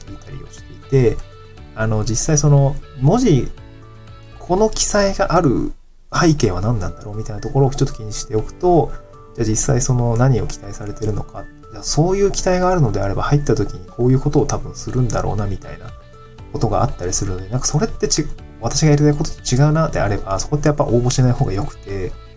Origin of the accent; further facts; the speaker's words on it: Niigata, Japan; also born or lived in Tokyo; now in Awaji Island, Japan; 私の地元の新潟